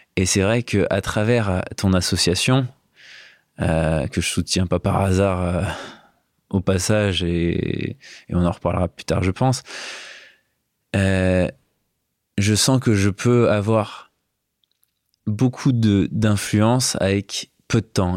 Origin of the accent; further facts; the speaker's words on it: Valence, Auvergne-Rhône-Alpes, France; Infologique, qui est une boîte informatique à Valence, là où j'ai grandi.